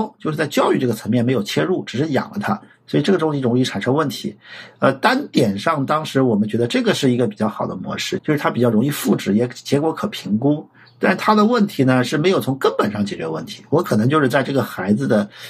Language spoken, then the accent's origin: Chinese; Anhui, China; 我老家是在安徽。